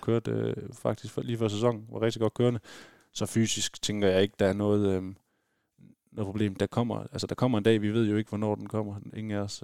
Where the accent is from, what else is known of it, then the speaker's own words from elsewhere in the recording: West Jutland, Denmark; nu kommer vi begge fra fra Vestjylland